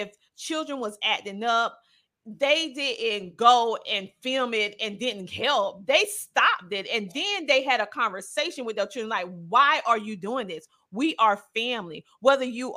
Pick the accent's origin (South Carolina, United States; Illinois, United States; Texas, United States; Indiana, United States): South Carolina, United States; growing up in South Carolina, the small town in South Carolina